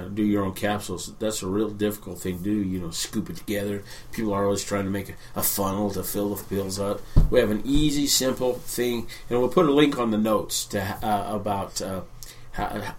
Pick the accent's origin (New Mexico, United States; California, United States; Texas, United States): New Mexico, United States; moved away as an adult; also born or lived in Willamette Valley, Oregon; When I was a kid growing up in New Mexico, now New Mexico doesn't have a lot of green